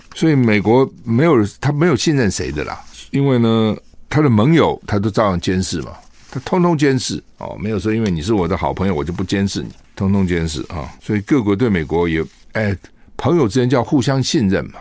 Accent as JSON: {"language": "Chinese", "country": "Taiwan", "said": "那我不能又是中国人，又是台湾人吗"}